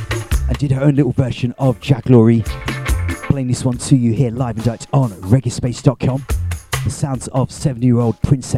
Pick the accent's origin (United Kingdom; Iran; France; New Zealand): United Kingdom; Leicester, East Midlands; in my hometown of Leicester